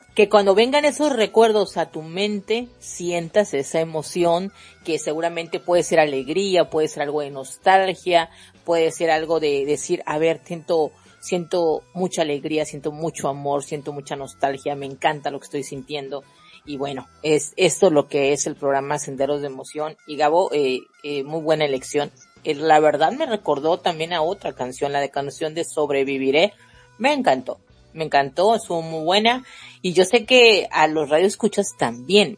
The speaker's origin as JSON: {"language": "Spanish", "country": "Mexico", "said": "yo soy mexicana"}